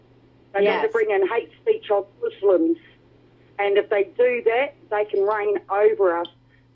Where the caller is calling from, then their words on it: New Zealand; Hey, Wilm, it's … from New Zealand.